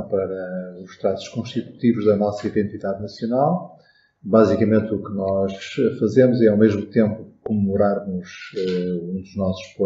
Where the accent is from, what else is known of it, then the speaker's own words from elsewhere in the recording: Portugal; first language Portuguese; Podemos ir à praia e pensar que somos portugueses e na língua portuguesa que é a nossa língua